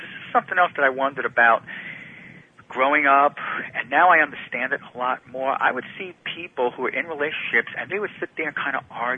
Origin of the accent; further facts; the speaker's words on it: New Jersey, United States; I loved growing up in New Jersey